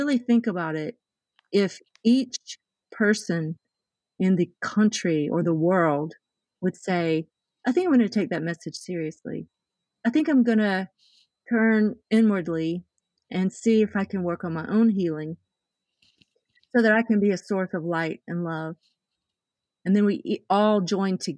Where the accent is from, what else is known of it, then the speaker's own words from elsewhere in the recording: the South, United States; I was raised very conservatively. I came from the South.